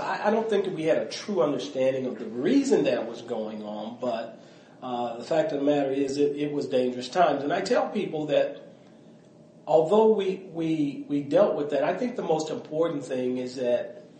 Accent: Mobile, Alabama, United States; born there; So, you know, it was interesting because I was born in Mobile, Alabama.

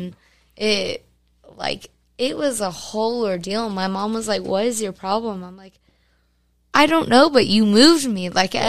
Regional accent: Fort Worth, Texas, United States; also born or lived in Saginaw, Texas; Born and raised Fort Worth.

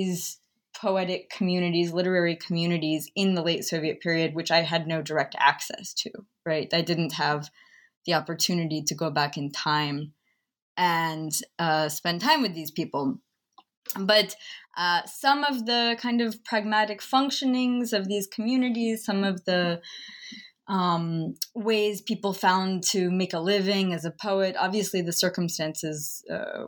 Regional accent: Chapel Hill, North Carolina, United States; I spent some time growing up in Chapel Hill.

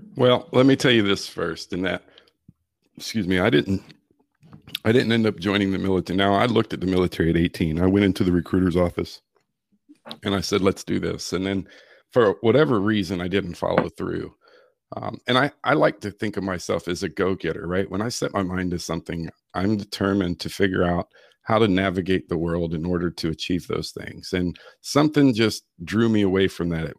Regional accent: Virginia Beach, Virginia, United States; now in Florida, United States; I grew up in the Chesapeake, Virginia Beach area of Virginia.

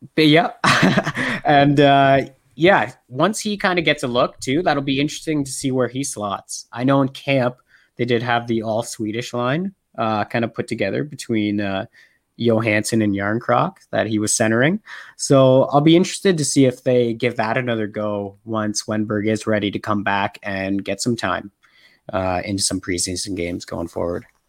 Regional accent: Canada; also born or lived in Alberta, Canada; I am a Canadian living in Alberta, Canada.

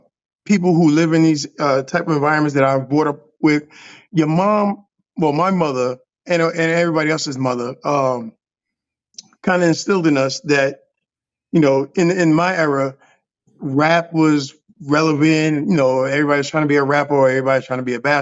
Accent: New York City, New York, United States; I'm born and raised in Harlem, New York City, you know, Polo Grounds Projects

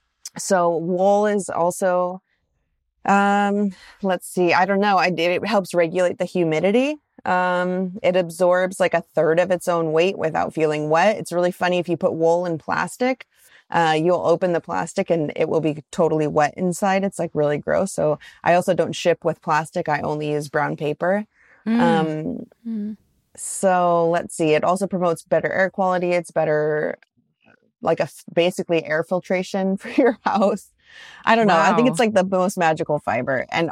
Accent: Pacific Northwest, United States; I'm from the Northwest. And so like this kind of humidity, my body cannot get used to it.

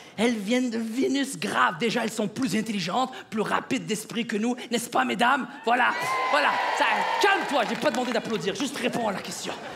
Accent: Quebec, Canada; ma femme et moi, on est du Québec

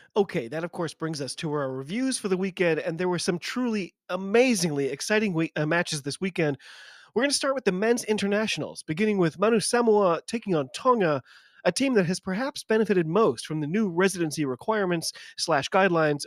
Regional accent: United States; I'm an American

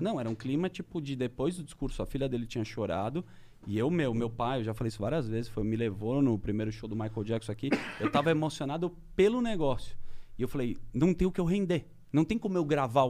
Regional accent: Brazil; eu sou do Brasil

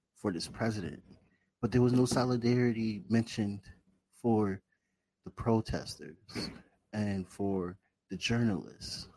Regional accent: Bridgeport, Connecticut, United States; I grew up in Bridgeport on the east side with roaches and all that shit, government cheese, all that shit.

